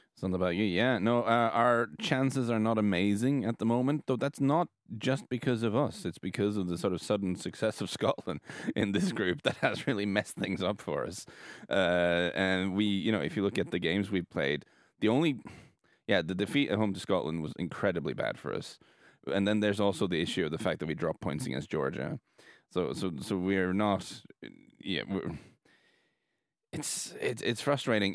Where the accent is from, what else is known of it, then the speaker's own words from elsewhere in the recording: Norway; we're from Norway